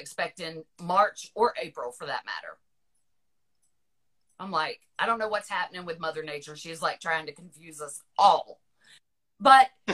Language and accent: English; Virginia, United States; moved away; I will always consider Virginia my home, but I grew up about 45 miles south of DC